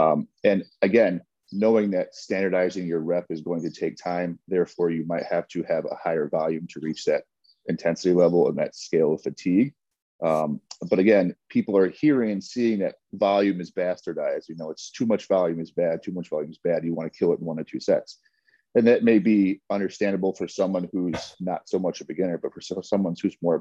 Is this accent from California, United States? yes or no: no; Chicago, Illinois, United States; Born and raised in the city. Yep. Campbell, Warner, that north side of Chicago.